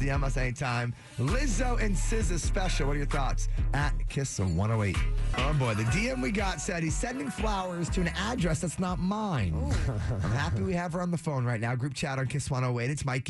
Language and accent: English; Framingham, Massachusetts, United States; born or raised there